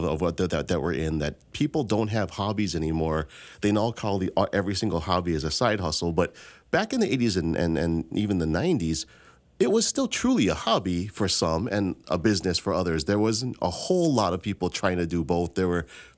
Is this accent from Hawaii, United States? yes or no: yes; Hawaii, United States; growing up in Hawaii